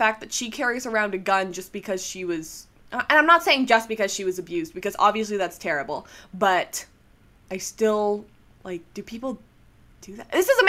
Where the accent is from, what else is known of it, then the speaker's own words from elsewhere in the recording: Canada; I'm Canadian